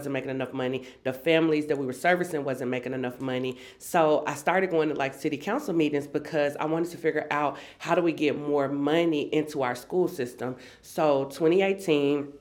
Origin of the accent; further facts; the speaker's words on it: Memphis, Tennessee, United States; also born or lived in Antioch, Nashville, Tennessee; I'm a lifelong Tennessean, born and raised in Memphis, Tennessee.